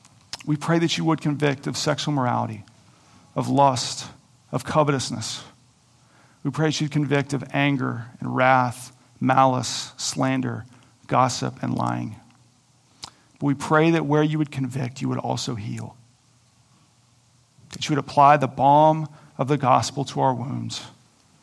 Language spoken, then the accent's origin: English; Coweta, Oklahoma, United States; I grew up in Coweta, Oklahoma on a farm